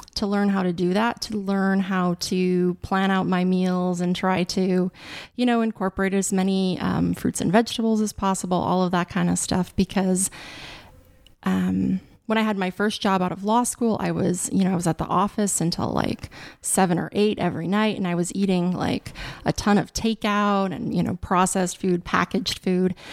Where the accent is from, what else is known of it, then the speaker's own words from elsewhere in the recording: Wolf Point, Montana, United States; now in Kensington, United States; I grew up in Wolf Point, Montana, which is a very small town, about twenty-five hundred people